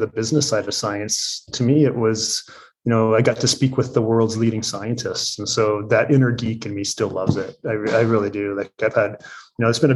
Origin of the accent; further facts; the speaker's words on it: just outside of Toronto, Ontario, Canada; moved away; I did grow up just outside of Toronto